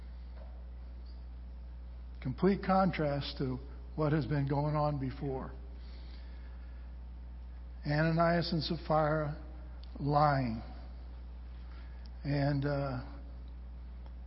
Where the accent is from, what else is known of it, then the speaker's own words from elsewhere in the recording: Southern California, United States; I grew up in Southern California